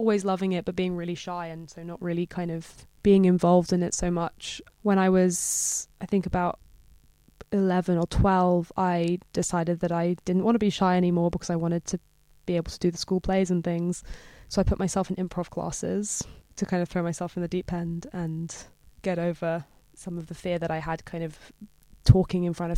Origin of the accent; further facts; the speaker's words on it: London, United Kingdom; also born or lived in New York; I grew up in London, so I've been here my whole life.